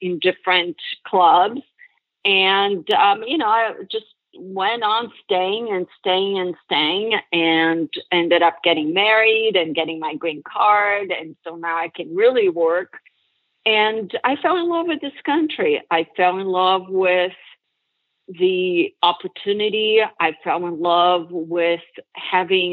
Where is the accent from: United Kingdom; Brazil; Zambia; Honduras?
Brazil; moved away as an adult; now in United States; It was amazing growing up in Brazil